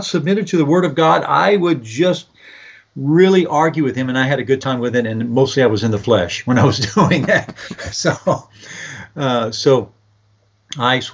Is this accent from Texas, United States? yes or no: yes; San Antonio, Texas, United States; I'm from San Antonio, and I was raised here born and raised here in San Antonio, Texas.